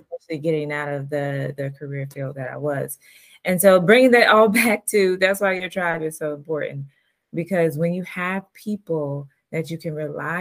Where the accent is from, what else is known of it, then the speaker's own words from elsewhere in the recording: Atlanta, Georgia, United States; I'm from Atlanta, Georgia